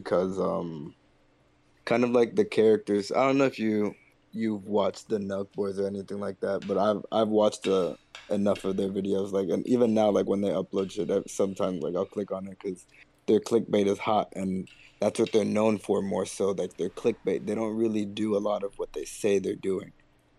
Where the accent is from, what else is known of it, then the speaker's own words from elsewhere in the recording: Miami, Florida, United States; I'm from Miami.